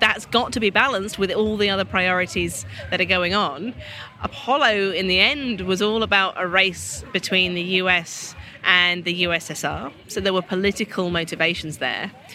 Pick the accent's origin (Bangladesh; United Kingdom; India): United Kingdom; as a Brit